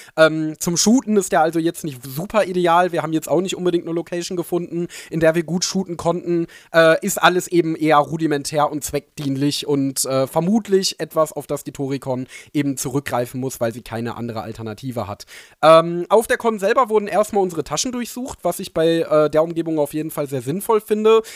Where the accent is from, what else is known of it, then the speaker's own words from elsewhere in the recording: Ruhr area, North Rhine-Westphalia, Germany; ich bin ja Ruri durch und durch, deswegen ist es meine Heimat, meine Liebe.